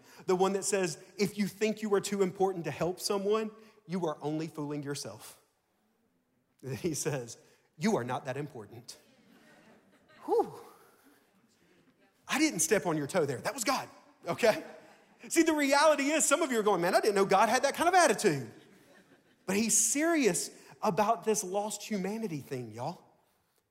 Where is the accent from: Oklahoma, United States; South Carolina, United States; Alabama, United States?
Alabama, United States; Tuscaloosa; now in Mississippi, United States; I'm from Tuscaloosa, Alabama